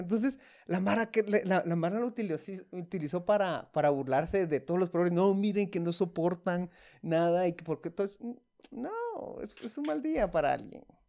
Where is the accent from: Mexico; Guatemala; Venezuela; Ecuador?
Guatemala; como guatemaltecos